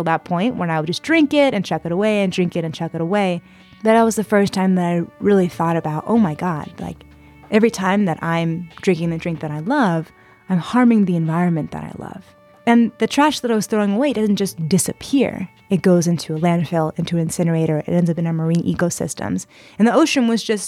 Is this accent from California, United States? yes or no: yes; San Diego, California, United States; I grew up in San Diego, California